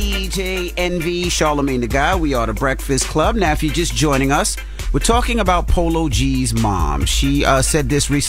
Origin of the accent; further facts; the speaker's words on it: Queens, New York, United States; Had me growing up in Queens.